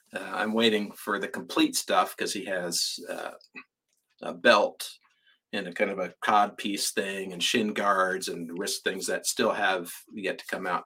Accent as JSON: {"language": "English", "region": "California", "country": "United States", "said": "I'm from California"}